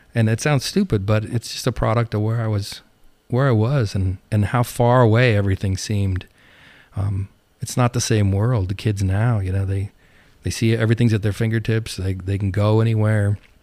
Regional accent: Montana, United States; moved away as an adult; also born or lived in New Jersey; now in Medford, Oregon, United States; I grew up in Montana

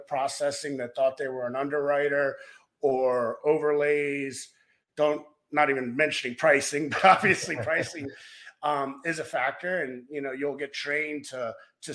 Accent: Maryland, United States; moved away as an adult; also born or lived in Baltimore / Denver; now in South Lake Tahoe, United States; I grew up in Maryland

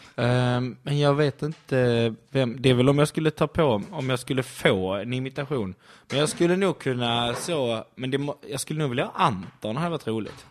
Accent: Skåne, Sweden

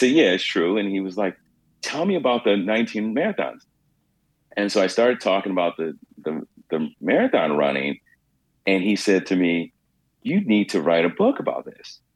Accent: New York City, New York, United States

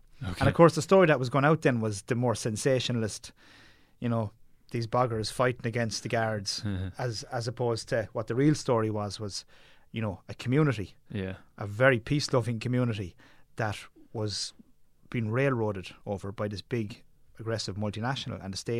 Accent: Munster, Ireland; Well, growing up in Tipperary, we were surrounded by the mountains.

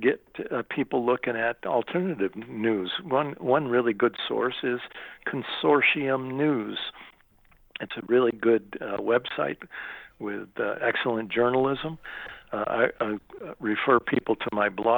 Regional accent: United States; I'm an American citizen

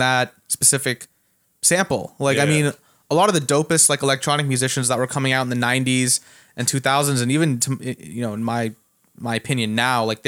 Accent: Canada; now in United States; I grew up in Canada

